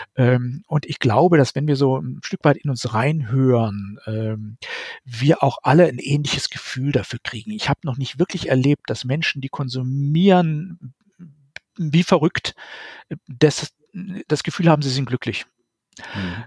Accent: Germany; bei uns in Deutschland

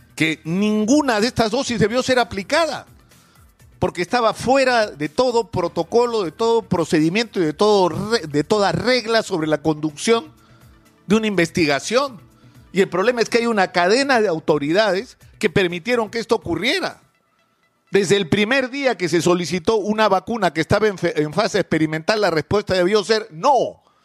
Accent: Peru; todos los peruanos

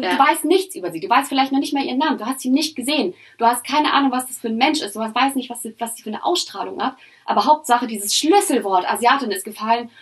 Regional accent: Germany; ich bin in Deutschland aufgewachsen

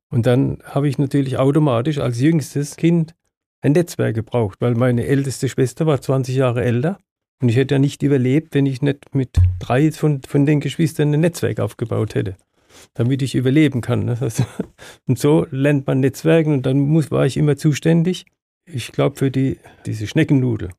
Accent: Östringen, Baden-Württemberg, Germany; in dem Ort, wo ich geboren bin, in Östringen oder immer noch lebe

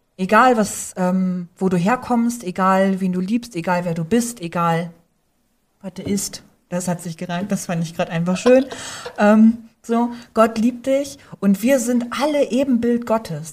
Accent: Northern Germany, Germany; moved away; ich bin ja direkt am Deich aufgewachsen und da spricht man Platt

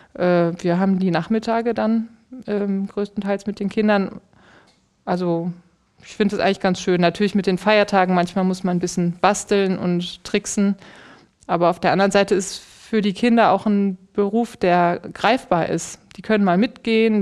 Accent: Aachen, North Rhine-Westphalia, Germany; Ich bin in Aachen geboren

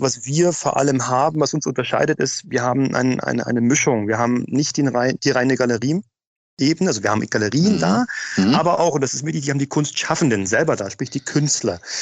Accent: Berlin, Germany; moved away as an adult; now in Munich, Germany; Als Berliner bin ich aufgewachsen mit Off-Locations ohne Ende

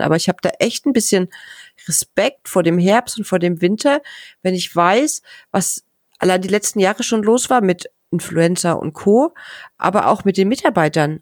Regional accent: Bavaria, Germany; ich komme ja aus Bayern, aus einer sehr ländlichen Gegend

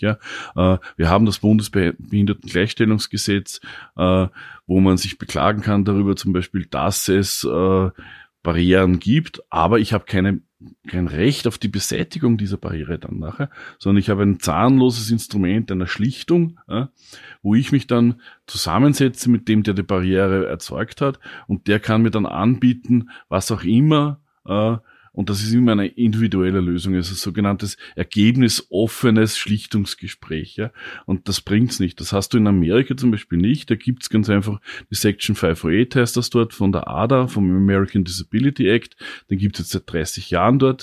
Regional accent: Upper Austria, Austria; moved away as an adult; now in Vienna, Austria; ich bin aus Oberösterreich, kam zum Studium dann nach Wien hier

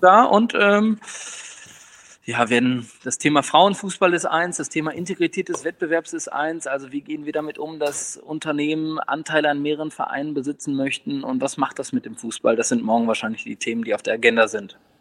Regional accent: near Osnabrück, Lower Saxony, Germany; ich bin in der Nähe von Osnabrück aufgewachsen

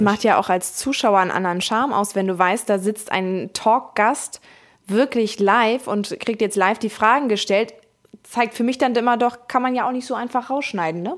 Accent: Hamburg, Germany; Ich komme aus Hamburg

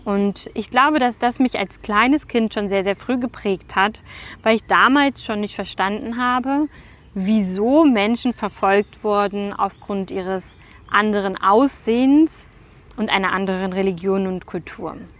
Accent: Germany; bei uns in Deutschland

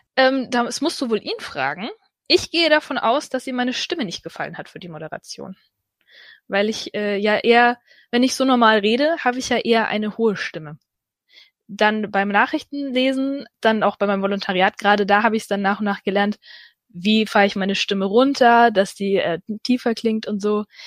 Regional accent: Ansbach, Bavaria, Germany; moved away; also born or lived in Allgäu; ich komme ja ursprünglich aus Ansbach

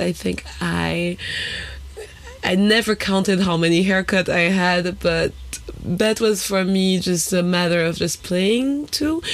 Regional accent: Haiti; also born or lived in France; now in Berlin, Germany; we grew up together in Haiti

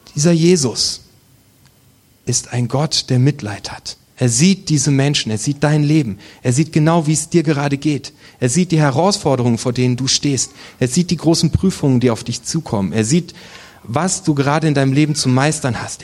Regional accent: Germany; Wir sind Deutsche

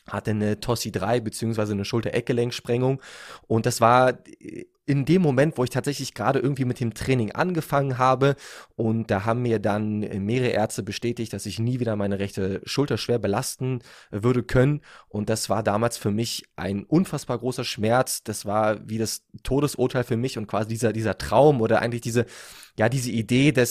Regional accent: Berlin, Germany; Ich komme aus Berlin. Ich bin 28 Jahre alt jetzt.

